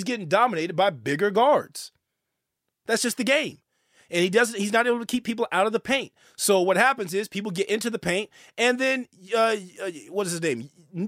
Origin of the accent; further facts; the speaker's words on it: the Bay Area, California, United States; I'm from the Bay.